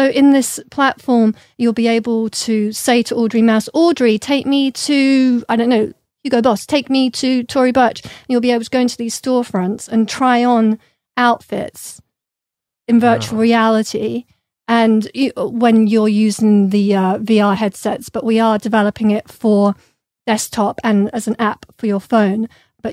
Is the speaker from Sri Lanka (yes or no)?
no; London, United Kingdom; I grew up in London with a lot of British artists